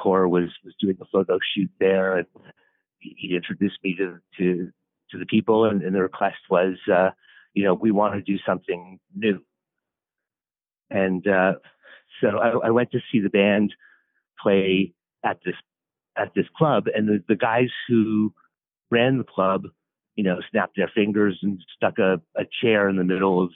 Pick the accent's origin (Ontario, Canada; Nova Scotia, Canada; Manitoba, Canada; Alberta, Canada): Ontario, Canada; Toronto; also born or lived in California; now in New York City, United States; as a young boy, lived in Toronto, Canada